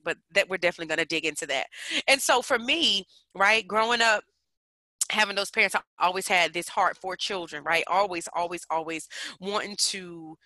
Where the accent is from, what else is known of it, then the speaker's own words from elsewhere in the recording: Newark, New Jersey, United States; now in Virginia, United States; I come from Newark, New Jersey. Shout out to the Bricks. Currently living in the Commonwealth, Virginia's for lovers